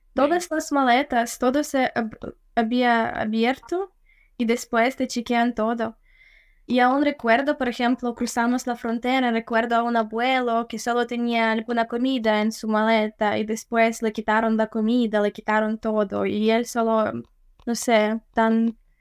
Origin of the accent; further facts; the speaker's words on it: Rivne, Rivne Oblast, Ukraine; Spanish is a second language; moved away as an adult; also born or lived in Kyiv, Ukraine / England; now in Canada; soy del oeste de Ucrania, o sea, era nacido allí y también como vivía en la ciudad de Rivne, que se llama Rivne